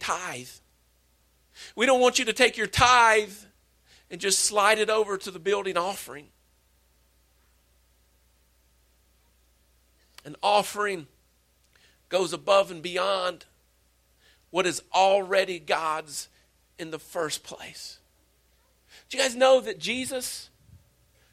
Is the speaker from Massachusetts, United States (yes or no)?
no; Wallburg, North Carolina, United States; I'm from Wahlberg